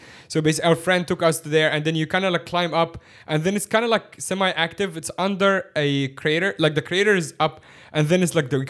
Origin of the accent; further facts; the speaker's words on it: Cairo, Cairo Governorate, Egypt; now in Hong Kong; Now, I grew up in Cairo